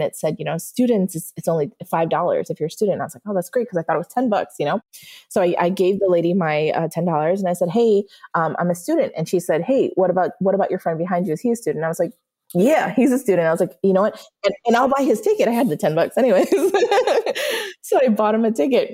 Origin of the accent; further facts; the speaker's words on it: New York, United States; moved away; we're both also from New York and we met in Florida